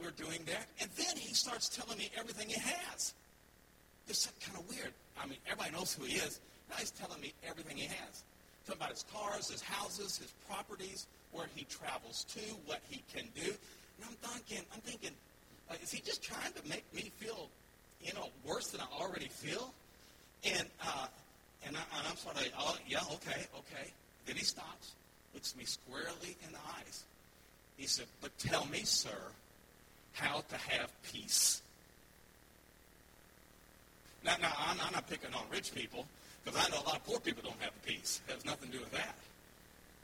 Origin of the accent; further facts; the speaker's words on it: United States; moved away as an adult; now in Cuenca, Ecuador; I am an American